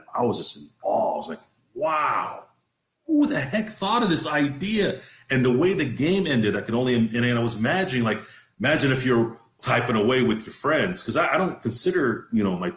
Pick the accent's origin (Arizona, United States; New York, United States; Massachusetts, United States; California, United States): California, United States; also born or lived in Detroit, Michigan, United States; Moved to California when I was young